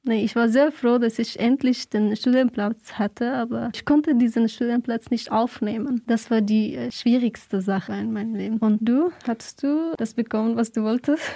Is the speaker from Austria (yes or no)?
no; Afghanistan; German is a second language; moved away as an adult; now in Freiburg, Germany; bin 26 Jahre alt und komme aus Afghanistan. Ich bin seit fünf Jahren in Deutschland.